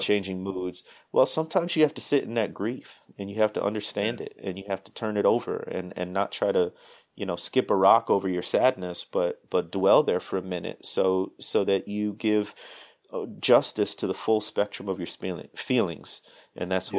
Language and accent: English; Midwest, United States; moved away as an adult; also born or lived in Mississippi Delta; now in Mississippi, United States; I grew up in the Midwest, moved down south, man, 13 years ago now.